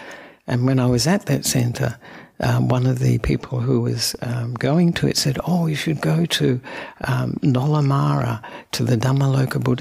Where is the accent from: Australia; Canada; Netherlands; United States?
Australia; Perth, Western Australia; also born or lived in Sri Lanka; I'm an Australian monk who was born in Perth